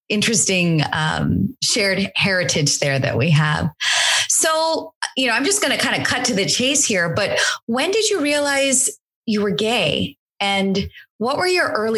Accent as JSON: {"language": "English", "country": "United States", "tie": "born or raised there", "said": "I was born and raised here in the United States"}